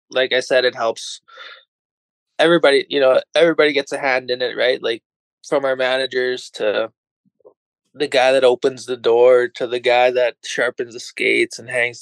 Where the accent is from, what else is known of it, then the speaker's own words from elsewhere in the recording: Martinsville, just outside Saskatoon, Saskatchewan, Canada; also born or lived in Round Lake; growing up in where I grew up in Martinsville, just outside Saskatoon